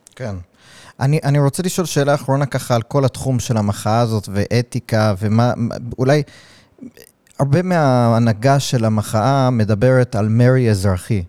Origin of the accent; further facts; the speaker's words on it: United States; now in Israel; אני מגיע מארצות הברית